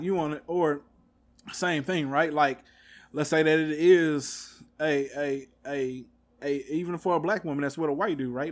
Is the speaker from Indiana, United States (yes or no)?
no; Texas, United States; I'm from Texas